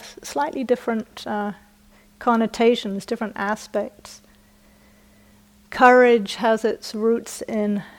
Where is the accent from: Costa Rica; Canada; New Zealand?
New Zealand; accent: British; moved away; also born or lived in United Kingdom; I was born in the UK, I was brought up in New Zealand, and my parents and ancestors are from the north of England. And just as a footnote, my British accent is not upper class